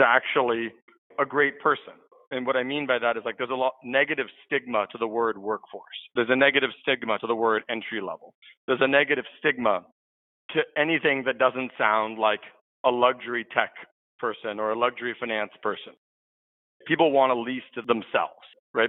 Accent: San Francisco, California, United States; I'm a San Francisco native. So I grew up here in the Bay Area

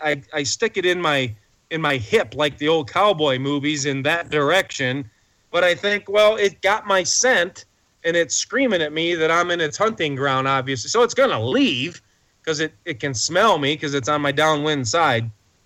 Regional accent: Detroit, Michigan, United States; now in Montana, United States; I grew up in Detroit, the outskirts of Detroit, not the inner city, but we played down there a lot as teenagers.

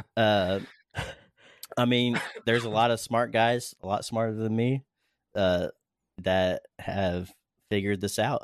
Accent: Daytona Beach, Florida, United States; moved away; I grew up in Florida watching the shuttle launches, rocket launches

